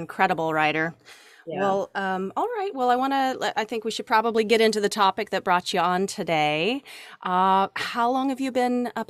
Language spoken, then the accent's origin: English; Pacific Northwest, United States; also born or lived in Tacoma, Washington / Puyallup, Washington / Renton, Washington; now in Louisiana, United States; That's where I hail from. I'm from the Pacific Northwest.